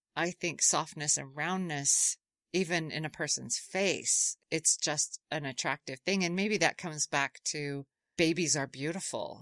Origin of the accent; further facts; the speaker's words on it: Utah, United States; I grew up in Utah